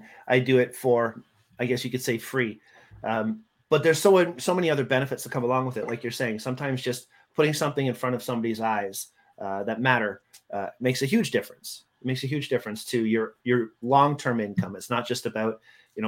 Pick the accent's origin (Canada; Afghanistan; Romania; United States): Canada; I'm stupid Canadian